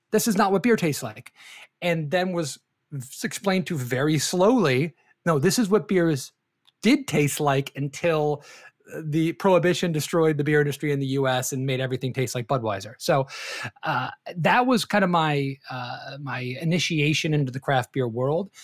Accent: Detroit, Michigan, United States; moved away as an adult; now in Florida, United States; I am from Detroit originally

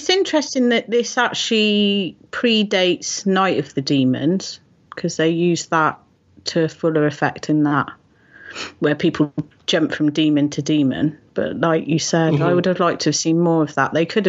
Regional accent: Hot Fuzz country, South West England, United Kingdom; now I come from, actually, the village that I live in is where Simon Pegg is from. He was lucky enough to escape. So I'm from Hot Fuzz country.

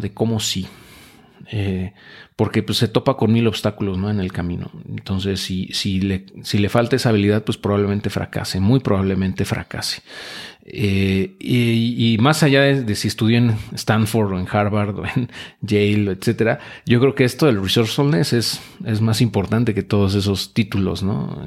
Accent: Mexico; nos caracteriza como mexicanos, como latinoamericanos

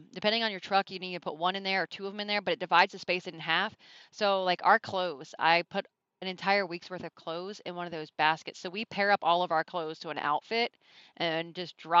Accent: Maryland, United States; I'm from Maryland

